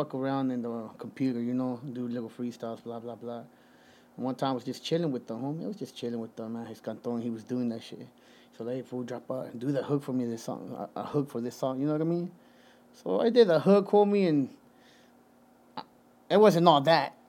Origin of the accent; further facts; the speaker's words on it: Caldwell, Idaho, United States; also born or lived in Guerrero, Mexico / Santa Ana, California; I come from Caldwell, Idaho, 208-208